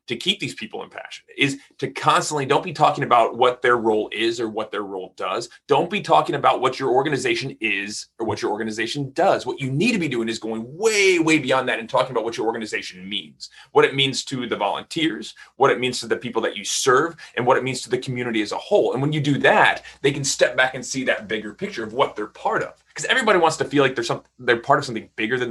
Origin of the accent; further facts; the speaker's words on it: Texas, United States; I'm from Texas